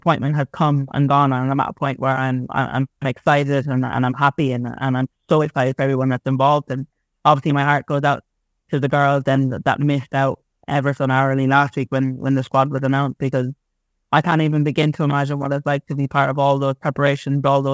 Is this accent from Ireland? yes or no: yes; Ireland; my biggest honour has been playing for Ireland and being Irish